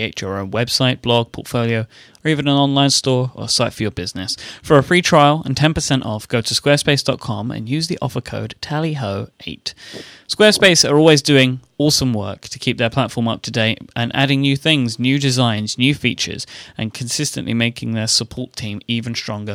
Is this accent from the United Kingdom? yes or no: yes; United Kingdom; I'm a British person